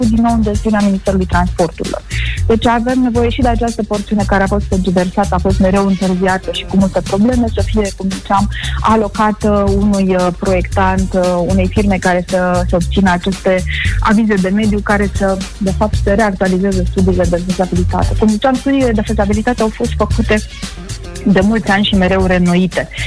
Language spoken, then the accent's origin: Romanian; Moldavia, Romania; Dar pe care deocamdată noi moldovenii o plătim